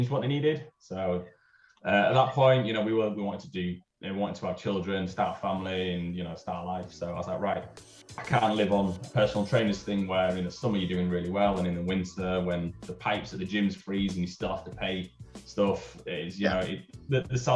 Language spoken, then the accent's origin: English; Yorkshire and the Humber, United Kingdom; also born or lived in Vancouver; I'm from Yorkshire